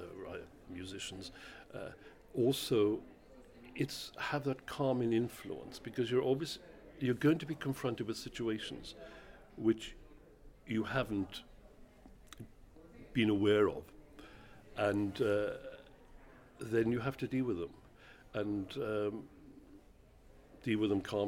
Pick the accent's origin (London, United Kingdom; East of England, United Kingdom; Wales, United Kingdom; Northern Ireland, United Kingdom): Wales, United Kingdom; moved away; I'm Welsh.